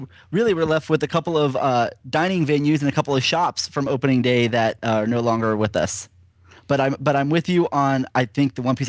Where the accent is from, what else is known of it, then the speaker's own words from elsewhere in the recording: Florida, United States; I grew up in Florida